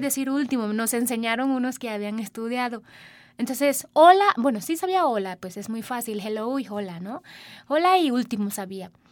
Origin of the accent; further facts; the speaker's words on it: Sri Lanka; first language Sinhala; Spanish is a second language; now in Mexico; Mi idioma se llama Sinhala, es mi idioma materna